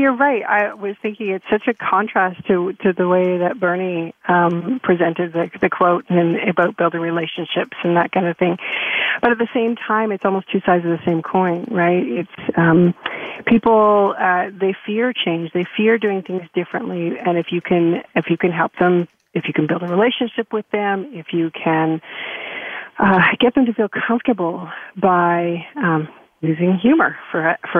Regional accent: Canada; being Canadian

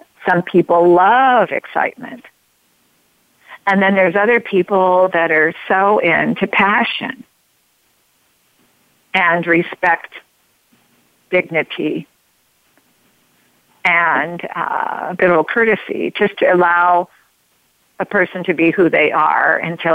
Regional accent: United States; I'm an all-American woman

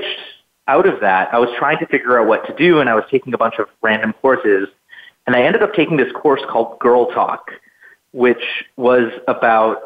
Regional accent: a town outside Edmonton, Alberta, Canada; I grew up in Northwestern Canada in a town outside of the city of Edmonton in Alberta

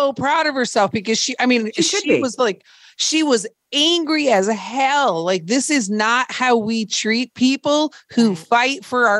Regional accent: Minnesota, United States; Well, I grew up in Minnesota, so it was cold.

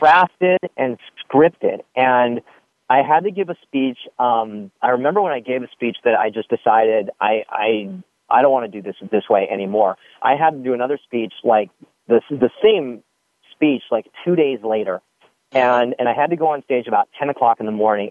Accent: Santa Monica, California, United States; I was born and raised on the Upper West Side of Santa Monica

